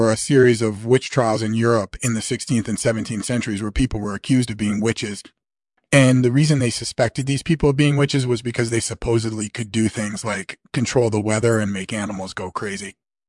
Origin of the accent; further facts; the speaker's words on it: Tasmania, Australia; I grew up in Tasmania, which is on the eastern coast of Australia